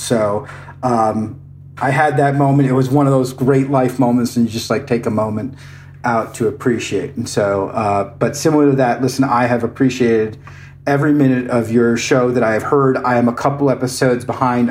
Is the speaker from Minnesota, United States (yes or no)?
no; Iowa, United States; I grew I grew up in Iowa. I am a proud Iowan.